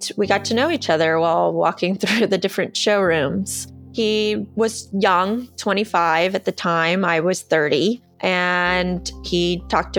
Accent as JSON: {"language": "English", "area": "South Bay", "region": "Southern California", "country": "United States", "tie": "born or raised there", "said": "I am from Southern California, from the South Bay area specifically. I went to high school and college out here"}